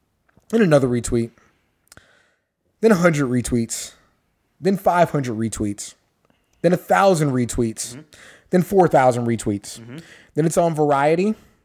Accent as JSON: {"language": "English", "town": "San Antonio", "region": "Texas", "country": "United States", "said": "we're from San Antonio."}